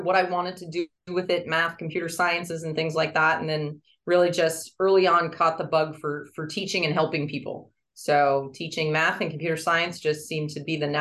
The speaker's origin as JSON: {"language": "English", "town": "Nashua", "region": "New Hampshire", "country": "United States", "tie": "born or raised there", "said": "I grew up in Nashua, New Hampshire"}